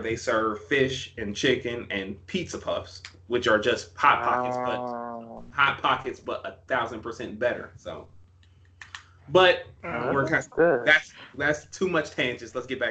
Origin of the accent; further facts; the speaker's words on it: Chicago, Illinois, United States; now in Orlando, United States; See, growing up in Chicago and going to Garrett's popcorn and just getting caramel corn.